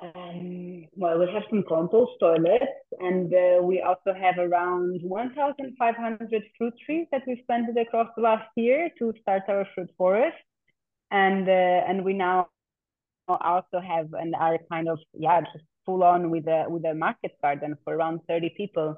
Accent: Portugal; I also grew up, I'm born and raised in Portugal. I consider myself Portuguese

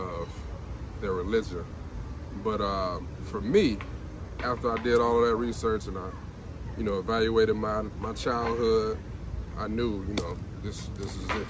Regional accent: Alabama, United States; I grew up in Alabama

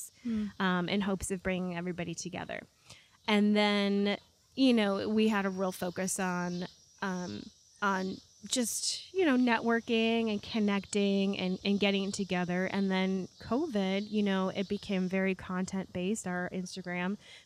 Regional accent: Rochester, New York, United States; also born or lived in Raleigh, North Carolina; now in Northwest Arkansas, United States; I'm from, born and raised in Rochester, New York.

